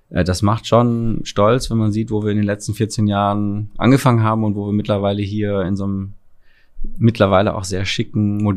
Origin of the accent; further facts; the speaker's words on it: Frankfurt, Hesse, Germany; born there; Ich bin geboren in Frankfurt, aber ähm, meine Eltern sind hingezogen, kamen aus Frankreich und ich kann mich an die Zeit eigentlich nicht erinnern.